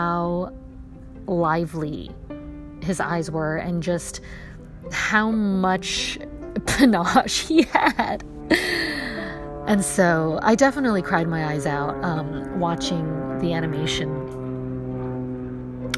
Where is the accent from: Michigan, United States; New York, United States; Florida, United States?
New York, United States; When I was growing up in New York, I flew them every April with my dad